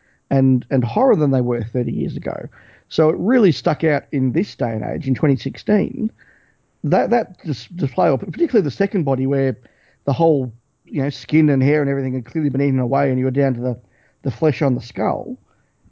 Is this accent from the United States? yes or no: no; Australia; stuff that we would have watched as kids growing up in Australia on the ABC